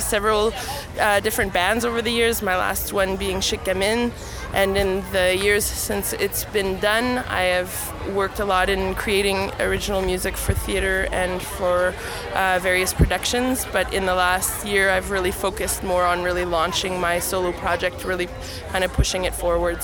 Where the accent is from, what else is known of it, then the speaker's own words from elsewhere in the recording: Winnipeg, Manitoba, Canada; I was born and raised in St. Boniface.